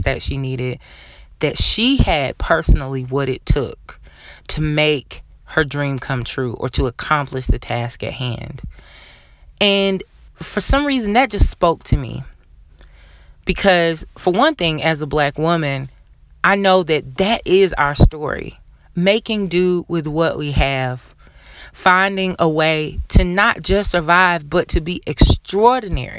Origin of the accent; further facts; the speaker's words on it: the South, Southern United States, United States; being a Southerner myself